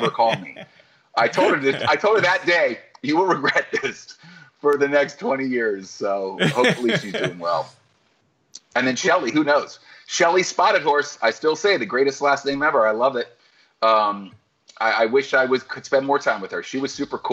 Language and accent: English; Florida, United States; I was from Florida